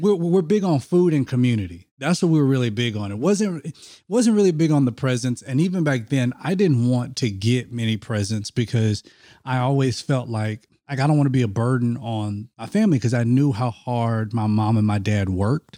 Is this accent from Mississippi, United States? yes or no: yes; Mississippi, United States; I grew up in Mississippi